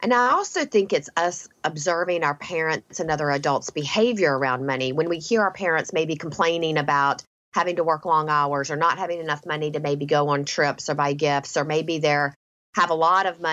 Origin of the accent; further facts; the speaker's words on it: the South, United States; I grew up in the South